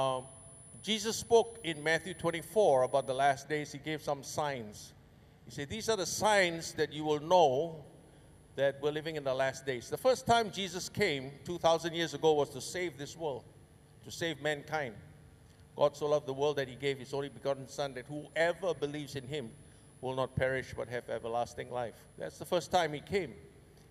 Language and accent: English; Singapore; My grandpa and my dad came from Banjarmasin, you know, and I was born in Singapore